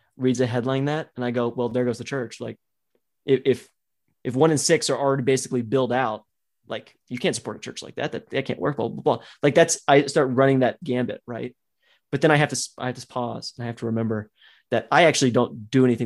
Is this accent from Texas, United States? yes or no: yes; Texas, United States; I grew up in Texas